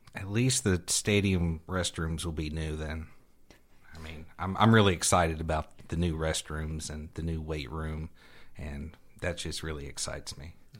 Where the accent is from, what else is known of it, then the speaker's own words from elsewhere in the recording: Houston, Texas, United States; now in Temple, United States; I grew up in Houston, and, and I went to H I S D schools